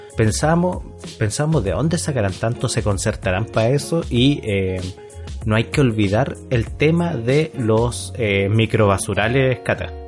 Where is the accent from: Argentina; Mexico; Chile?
Chile; como buenos chilenos obedientes